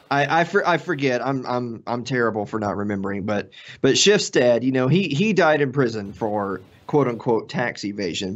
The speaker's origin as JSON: {"language": "English", "region": "Tennessee", "country": "United States", "said": "I'm from Tennessee"}